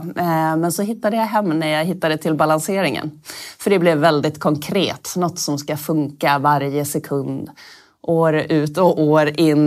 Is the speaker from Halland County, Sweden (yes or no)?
no; Norrbotten County, Sweden; moved away; also born or lived in Stockholm; jag är från Norrbotten